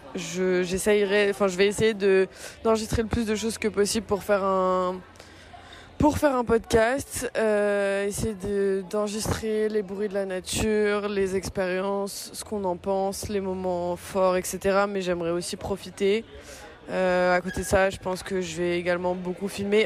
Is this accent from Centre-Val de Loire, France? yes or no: no; Brittany, France; je suis née en Bretagne